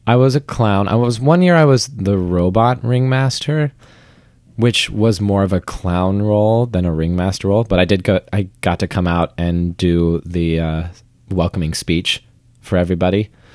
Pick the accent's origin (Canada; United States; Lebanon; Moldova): United States; St. George, Vermont; I grew up in Vermont.